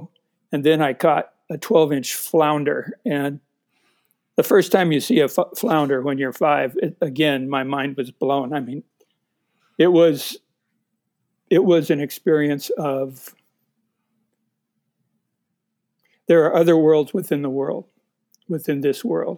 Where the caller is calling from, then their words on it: Missoula, Montana, United States; I'm in Missoula, Montana, and it was 8 degrees here this morning